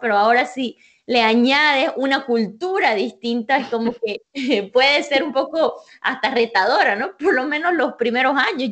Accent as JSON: {"language": "Spanish", "town": "Santa Cruz de la Sierra", "region": "Santa Cruz", "country": "Bolivia", "moved": "as an adult", "lives_now": "United States", "said": "yo soy de Bolivia, de Santa Cruz, Bolivia"}